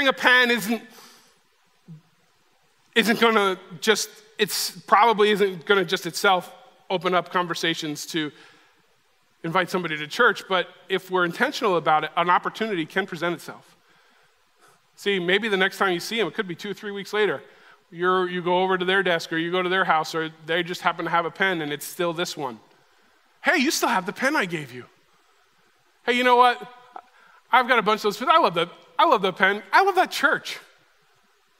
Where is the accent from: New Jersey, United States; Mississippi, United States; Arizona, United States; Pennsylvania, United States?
New Jersey, United States; I'm from New Jersey